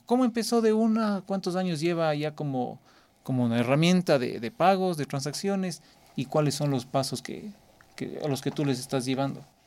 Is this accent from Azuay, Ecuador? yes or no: yes; Cuenca, Azuay, Ecuador; Yo soy de Cuenca, en el sur del país